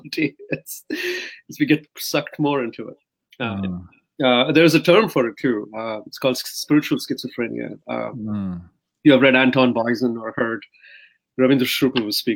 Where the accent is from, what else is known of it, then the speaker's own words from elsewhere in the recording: Mumbai, Maharashtra, India; so I grew up in India. I grew up in Mumbai